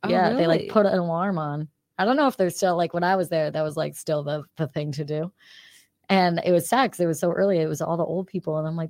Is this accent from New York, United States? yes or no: yes; Queensbury, New York, United States; I'm from Queensbury, which is like right near there.